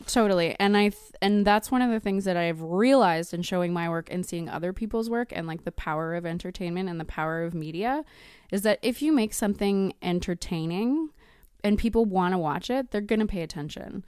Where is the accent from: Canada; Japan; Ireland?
Canada; Edmonton, Alberta; moved away as an adult; now in Vancouver, Canada; I'm originally from Edmonton, but I moved to Vancouver for film school, and I've been there thirteen years.